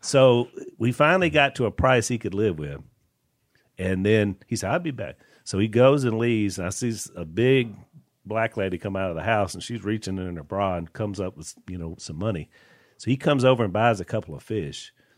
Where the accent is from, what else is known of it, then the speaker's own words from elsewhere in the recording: Junction City, Louisiana, United States; when we were growing up in Junction City